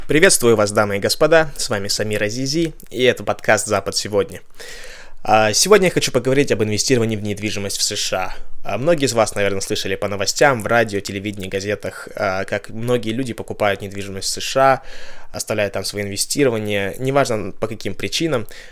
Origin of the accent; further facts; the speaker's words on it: Kazakhstan; now in Ventura, United States; я из Казахстана, и чтобы из моего города полететь а, в Вентуру, где я живу